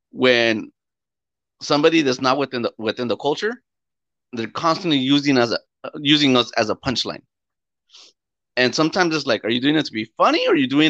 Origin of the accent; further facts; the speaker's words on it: Mexico; we come from Mexico